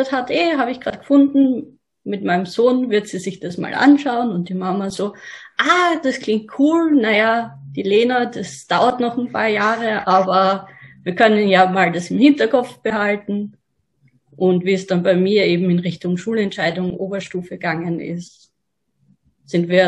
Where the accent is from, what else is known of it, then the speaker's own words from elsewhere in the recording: Graz, Styria, Austria; Ich bin bei meinem Elternhaus in Graz aufgewachsen.